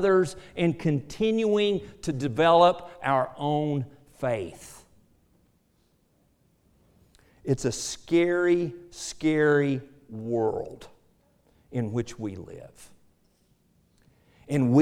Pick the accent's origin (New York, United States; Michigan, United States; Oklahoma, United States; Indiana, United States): Oklahoma, United States; Ada; I grew up in Ada, Oklahoma